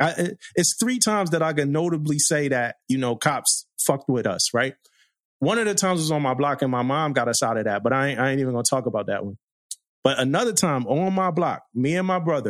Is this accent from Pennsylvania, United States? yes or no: yes; Philadelphia, Pennsylvania, United States; I grew up in Philly, crazy neighborhood